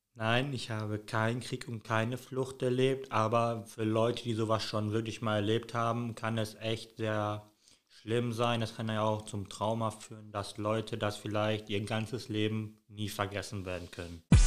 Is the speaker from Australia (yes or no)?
no; Recklinghausen, North Rhine-Westphalia, Germany; Ich komme aus Deutschland.